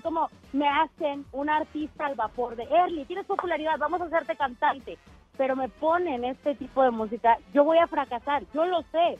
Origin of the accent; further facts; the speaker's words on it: Mexico City, Mexico; soy de aquí de Ciudad de México